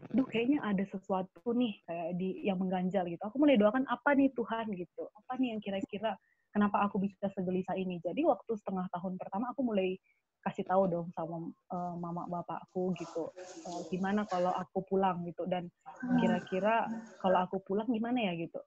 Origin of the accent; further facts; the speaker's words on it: Sidikalang, North Sumatra, Indonesia; moved away as an adult; aku sekolah di Sidikalang